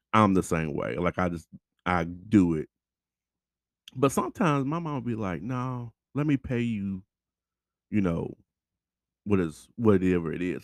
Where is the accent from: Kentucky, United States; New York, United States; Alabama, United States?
Kentucky, United States; Louisville; we're here from Louisville